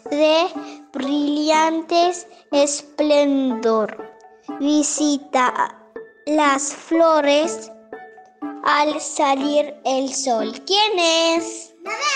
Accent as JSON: {"language": "Spanish", "area": "Zaachila", "region": "Oaxaca", "country": "Mexico", "said": "soy de Oaxaca, de un pueblo de Sachila."}